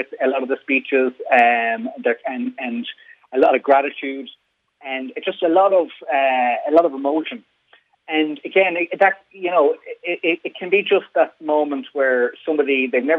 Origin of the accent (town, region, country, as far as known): Ireland